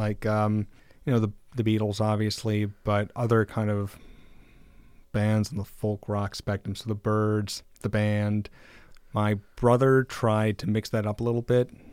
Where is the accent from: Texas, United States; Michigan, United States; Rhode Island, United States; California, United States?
Michigan, United States; Mount Pleasant; moved away; I'm originally from Mount Pleasant